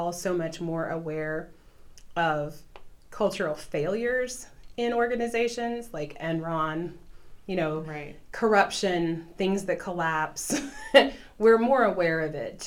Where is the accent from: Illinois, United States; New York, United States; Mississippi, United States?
Illinois, United States; southern; I'm from the southern part of Illinois